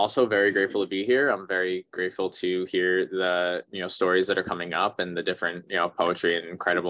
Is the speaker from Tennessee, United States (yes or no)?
no; New York, United States; moved away; I'm actually originally from New York